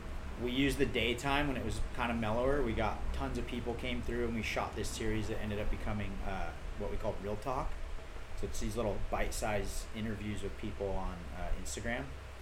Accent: Huntington Beach, California, United States; this is our backyard. We grew up in Huntington.

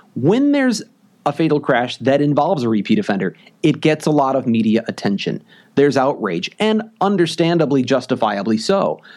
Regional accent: Missouri, United States; moved away as an adult; also born or lived in Iowa; now in Wisconsin, United States; I grew up in Missouri

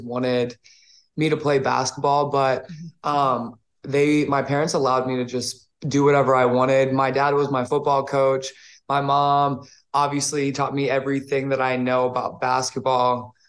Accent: New Orleans, Louisiana, United States; Growing up in New Orleans

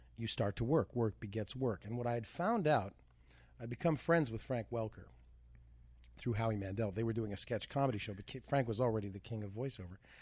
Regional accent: Canada; moved away; growing up in Canada

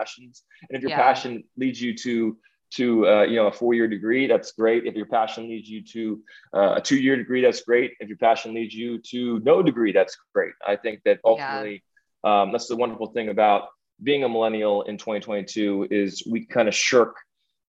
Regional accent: Washington, District of Columbia, United States; born or raised there

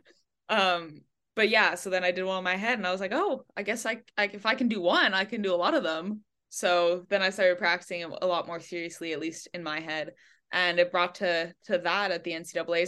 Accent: Montreal, Quebec, Canada; moved away as an adult; now in Miami, United States; I grew up actually in Quebec, but in, like, a pocket of English in Montreal, so, uh, the west of the island speaks mostly English. So I grew up there.

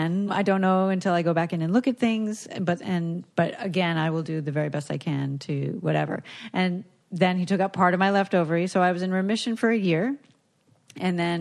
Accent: South Florida, United States; moved away; Baptist Hospital, which is where I was born

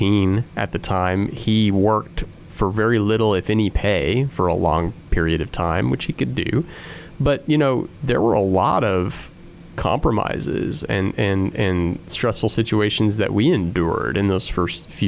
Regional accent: Indiana, United States; I was born in Indiana. I've never lived anywhere outside of Indiana

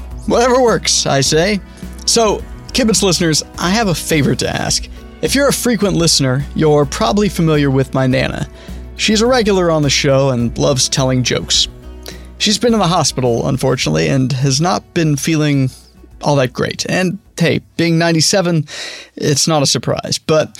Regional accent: Denver, Colorado, United States; I'm from Denver.

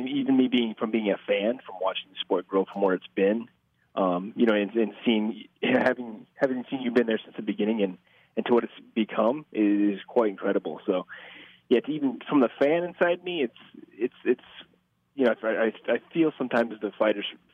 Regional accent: Omaha, Nebraska, United States; I'm from Omaha

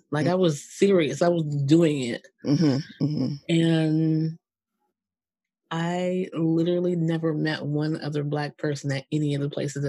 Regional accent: New Jersey, United States; I grew up in Jersey.

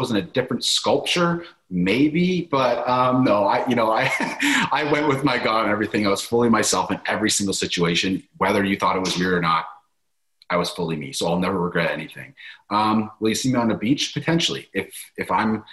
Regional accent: Canada; I'm from Canada

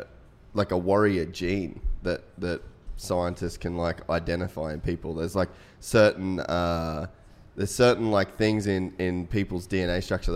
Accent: North Queensland, Australia; I grew up in North Queensland. It's kind of like rough area.

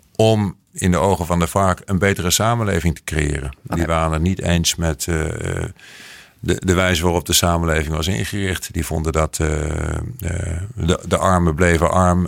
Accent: Netherlands; moved away as an adult; now in Bogotá, Colombia; als Nederlander

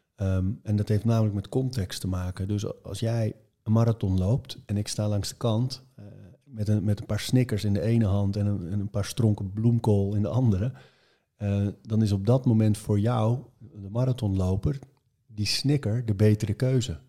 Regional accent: Marken, North Holland, Netherlands; ik ben op Marken geboren

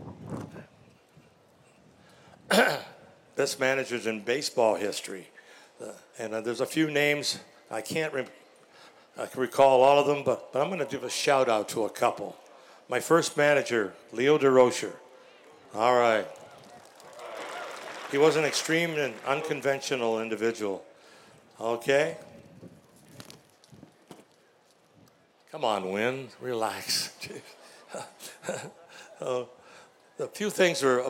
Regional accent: Chatham, Ontario, Canada; born or raised there

